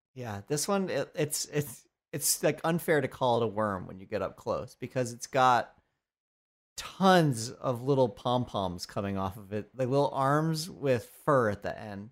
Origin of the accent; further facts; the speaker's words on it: Colorado, United States; I was born in Colorado